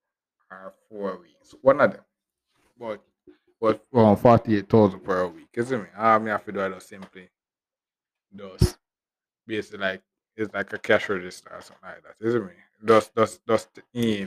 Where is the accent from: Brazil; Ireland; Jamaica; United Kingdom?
Jamaica; Westmoreland; I'm from Westmoreland, I come from to Kingston.